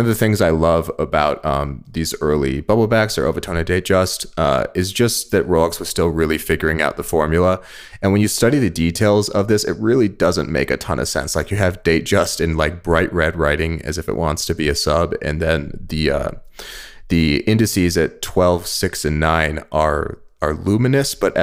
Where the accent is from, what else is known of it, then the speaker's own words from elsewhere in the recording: United States; as an American